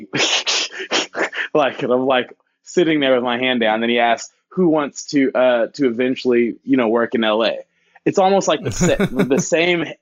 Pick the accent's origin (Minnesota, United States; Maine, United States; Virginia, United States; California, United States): California, United States; Bay Area; also born or lived in Chicago, Illinois; I was born in Chicago, raised here in the Bay Area